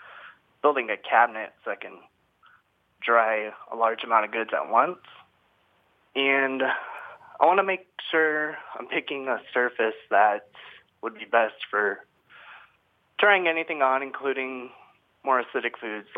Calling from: Phoenix, Arizona, United States; I'm calling from Phoenix.

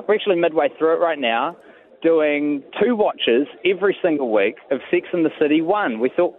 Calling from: Auckland, New Zealand; I'm actually inside of Britomart, and you're hearing the CityLink rail network being constructed around me.

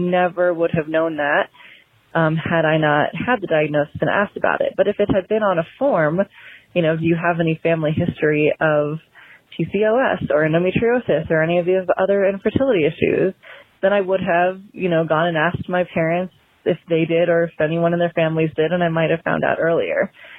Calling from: Colorado, United States; I am calling from Colorado

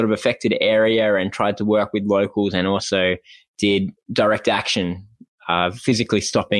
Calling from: Brisbane, Queensland, Australia; I am in Brisbane right now.

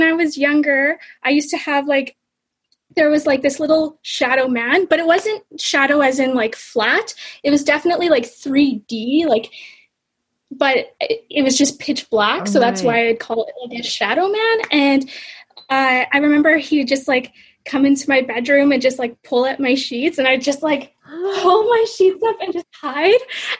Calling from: Ottawa, Ontario, Canada; So I'm actually in Ottawa right now, Canada.

